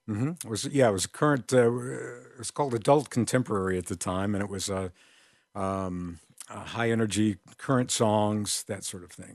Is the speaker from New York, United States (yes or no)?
no; Crystal Lake, Illinois, United States; I grew up in Crystal Lake, Illinois, and there were little stations in our area.